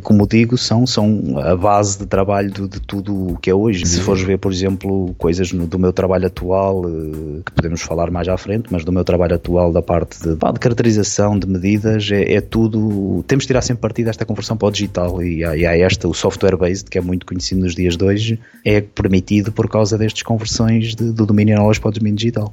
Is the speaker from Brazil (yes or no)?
no; Ovar, Aveiro District, Portugal; nasci, nasci e criado verdadeiramente, ou seja, nasci no Hospital de Ovar e depois criado até aos meus 18 anos de idade